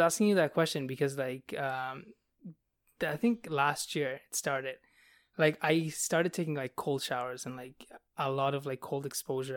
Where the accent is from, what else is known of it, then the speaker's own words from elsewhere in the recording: Bangladesh; now in Canada; I'm from Bangladesh where, like, nobody has blonde hair.